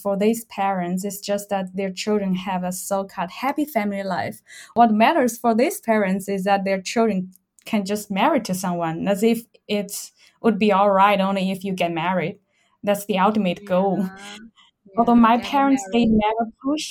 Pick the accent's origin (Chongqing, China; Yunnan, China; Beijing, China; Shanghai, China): Chongqing, China; moved away as an adult; now in Austria; I haven't lived in my hometown Chongqing for about 10 years